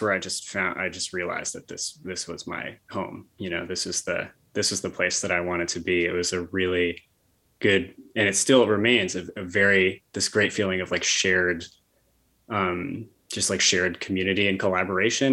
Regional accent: Bethlehem, New York, United States; I grew up in Bethlehem outside of Albany. So I've been in the area my whole life

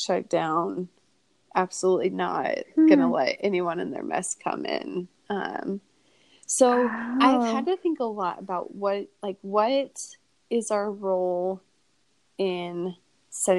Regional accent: Kearney, Nebraska, United States; I grew up in Kearney.

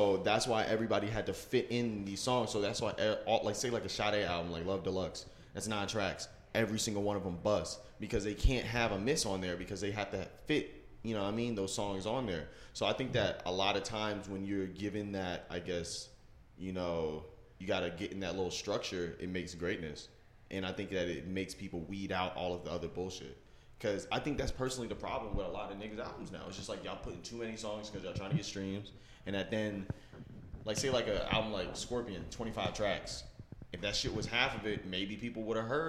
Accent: Virginia, United States; I'm from Virginia.

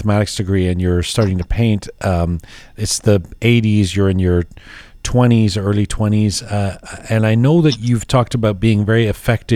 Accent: Canada; also born or lived in England; I grew up in England and then in Canada

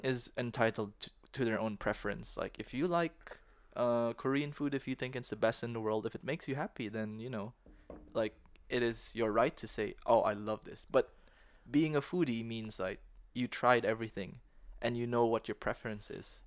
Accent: Philippines; now in Dalian, China; when I was growing up in the Philippines

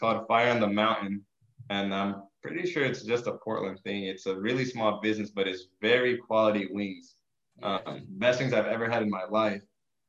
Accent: Acapulco, Guerrero, Mexico; born there; Fun fact: I was born in Acapulco, Mexico.

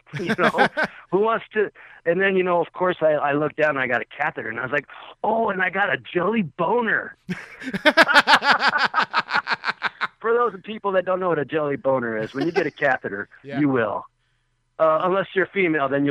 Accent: Texas, United States; moved away; I'm from Texas

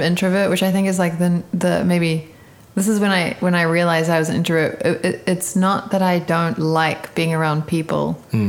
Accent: Auckland, New Zealand; moved away as an adult; also born or lived in Cape Town, South Africa; now in Los Angeles, United States; I love New Zealand. I mean, this is my, you know, this is my hometown.

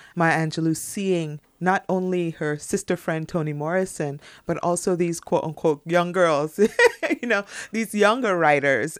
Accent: Trinidad & Tobago; moved away; also born or lived in United States; I'm from Trinidad and Tobago, but I have three degrees from the United States universities

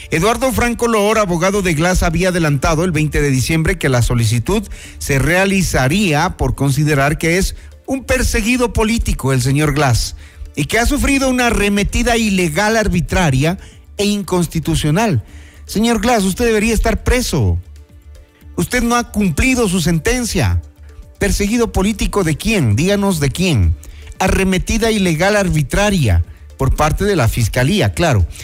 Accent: Ecuador; Como ecuatorianos debemos exigir al presidente de la República que no se dé paso a la impunidad.

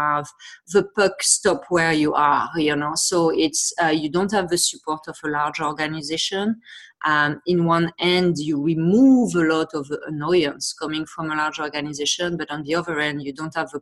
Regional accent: France; accent: French; English is a second language; moved away as an adult; also born or lived in Montreal, Canada; now in Toronto, Canada; as I'm sure you can hear to my accent, I'm from France originally. I moved to Canada 15 years ago. I live in Toronto.

